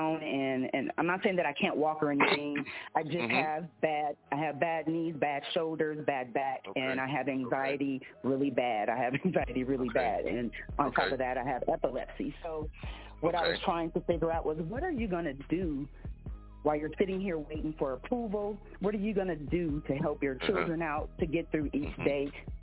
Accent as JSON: {"language": "English", "town": "Compton", "region": "California", "country": "United States", "tie": "born or raised there", "moved": "yes", "lives_now": "Las Vegas, United States", "said": "I am born and raised in Compton, but I now reside in Las Vegas, which has been my second home."}